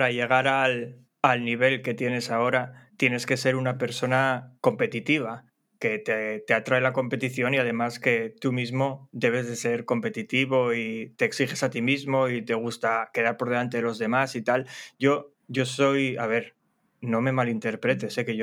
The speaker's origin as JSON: {"language": "Spanish", "region": "Asturias", "country": "Spain", "said": "Berto y yo somos los dos asturianos"}